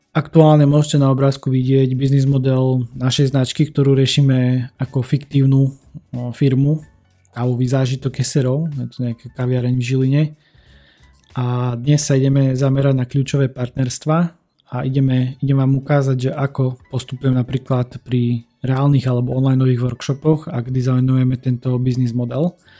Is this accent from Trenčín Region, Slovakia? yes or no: no; Humenné, Prešov Region, Slovakia; u nás v Humenom